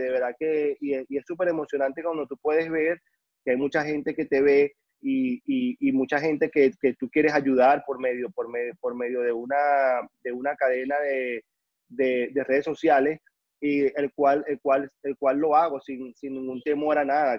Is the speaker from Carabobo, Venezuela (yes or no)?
no; Caracas, Capital District, Venezuela; now in Miami, United States; yo soy de, la ciudad de Caracas, allá en, Venezuela